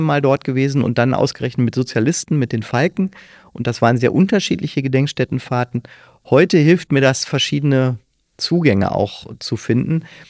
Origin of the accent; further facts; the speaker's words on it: Kalkar, North Rhine-Westphalia, Germany; Ich bin also in Kalka aufgewachsen, sehr katholisch geprägt